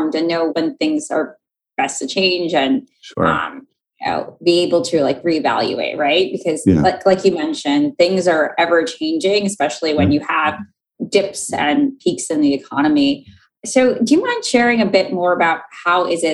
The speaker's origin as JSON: {"language": "English", "town": "New York City", "region": "New York", "country": "United States", "tie": "born or raised there", "said": "Queens because that's my hometown"}